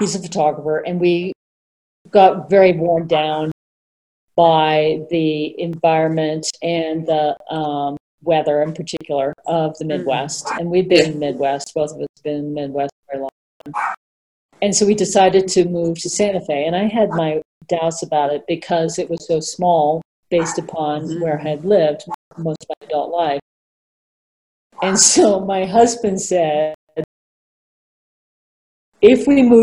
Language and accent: English; England, United Kingdom; now in United States; I was born in England